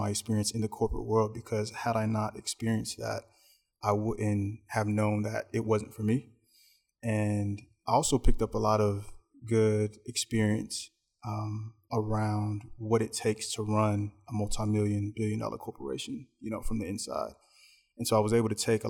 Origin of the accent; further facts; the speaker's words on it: Greensboro, North Carolina, United States; also born or lived in New York; now in Charlotte, United States; we're originally from Greensboro and by way of New York. So I was born in New York. A lot of our family was there. Parents met there, and then they decided that they didn't want to raise us in the city. So we then migrated down to Greensboro and, you know, attended K-12 there